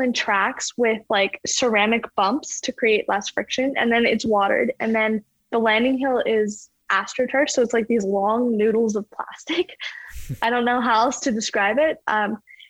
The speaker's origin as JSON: {"language": "English", "town": "Calgary", "region": "Alberta", "country": "Canada", "tie": "born or raised there", "said": "growing up in Calgary"}